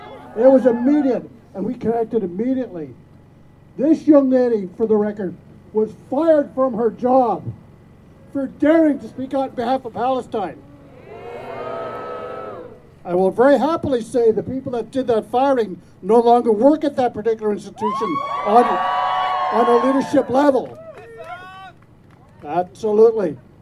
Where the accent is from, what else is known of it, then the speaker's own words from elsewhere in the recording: Ireland; She's from India, and I'm an Irishman.